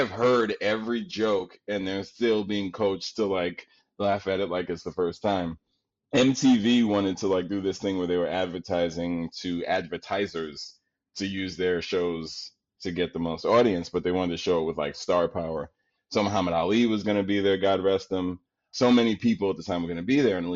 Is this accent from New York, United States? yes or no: yes; New York City, New York, United States; I'm from Queens